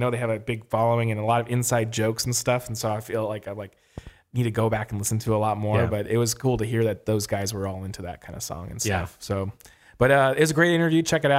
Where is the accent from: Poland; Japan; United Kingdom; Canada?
United Kingdom; England; I am from England, and the album came out 2 weeks before my 15th birthday.